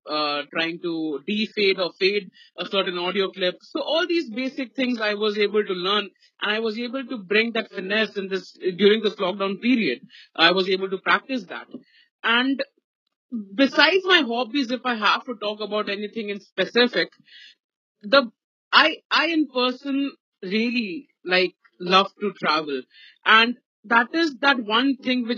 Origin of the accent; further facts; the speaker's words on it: Ranchi, Jharkhand, India; I'm from Ranchi. So from here, from Ranchi